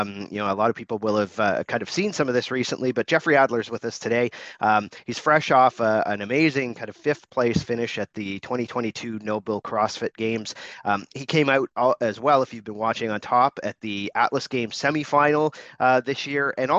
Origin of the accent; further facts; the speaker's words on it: Canada; I'm Canadian